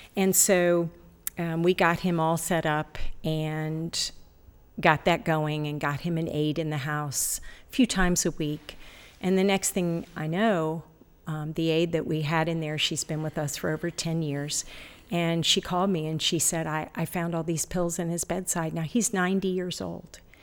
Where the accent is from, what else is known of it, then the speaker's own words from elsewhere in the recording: Ohio, United States; also born or lived in Florida; now in Ashland, United States; Originally, I was born in Ohio